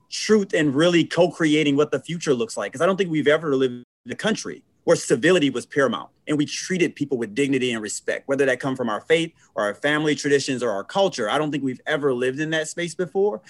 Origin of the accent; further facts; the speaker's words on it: Flint, Michigan, United States; right in Flint, Michigan, where I'm from. More specifically, born and raised in North Flint